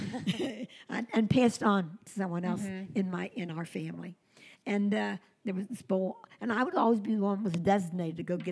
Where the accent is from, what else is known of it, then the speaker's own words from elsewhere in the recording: Covington, Kentucky, United States; I was brought up in Covington, Kentucky